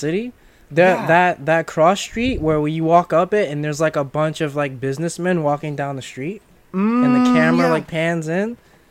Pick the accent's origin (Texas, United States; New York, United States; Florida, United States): New York, United States; I'm from New York